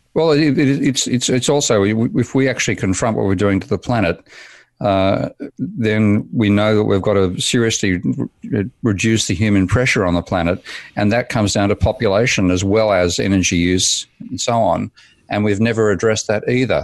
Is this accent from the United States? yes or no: no; Australia; I was born in Australia in nineteen fifty-three, and so I was at school by fifty, fifty-seven, fifty-eight